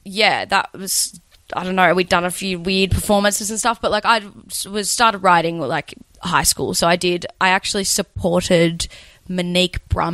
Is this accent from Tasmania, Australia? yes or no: yes; Bruny Island, Tasmania, Australia; Bruny Island, Tasmania. Right down the bottom.